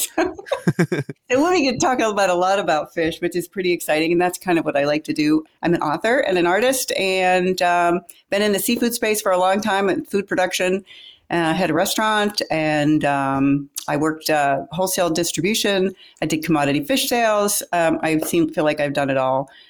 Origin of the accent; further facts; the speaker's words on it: Pittsburgh, Pennsylvania, United States; moved away as an adult; also born or lived in Florida Keys; I grew up in Pittsburgh, Pennsylvania